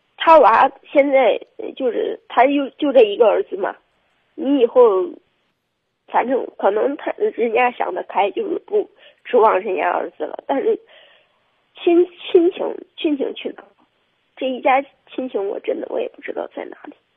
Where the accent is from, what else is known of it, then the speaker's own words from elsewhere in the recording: Zhengzhou, Henan, China; 我是本地的，嗯，本地的